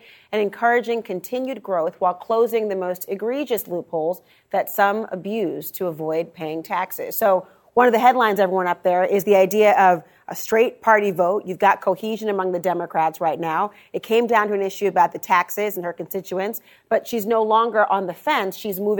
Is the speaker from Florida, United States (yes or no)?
no; Minnesota, United States; I'm a Minnesotan